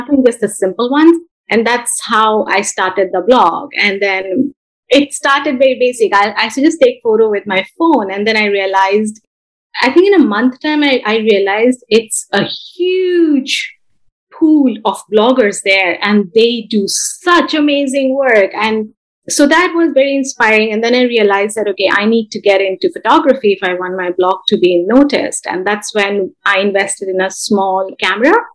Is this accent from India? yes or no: yes; India; moved away as an adult; now in Bay Area, California, United States; I was born and brought up in India, then I moved to US about 11 years back once I got married.